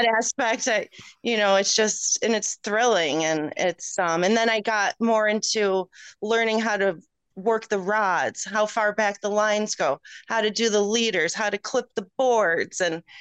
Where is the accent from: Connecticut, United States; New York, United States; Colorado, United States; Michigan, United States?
New York, United States; Rochester; moved away as an adult; also born or lived in Illinois / Cooperstown; I grew up in Rochester, the suburbs, like country, more, you know, more country